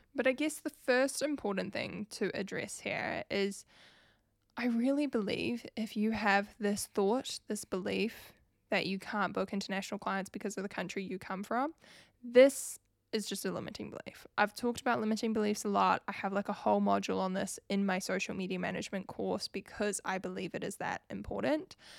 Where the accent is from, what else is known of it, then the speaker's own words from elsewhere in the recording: New Zealand; if you couldn't pick up from my accent, I am from New Zealand